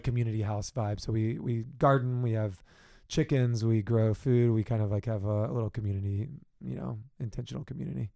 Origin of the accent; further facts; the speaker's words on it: Richmond, Virginia, United States; moved away as an adult; also born or lived in South Carolina / Washington, D.C.; now in San Diego, United States; I'm from originally from Richmond, Virginia.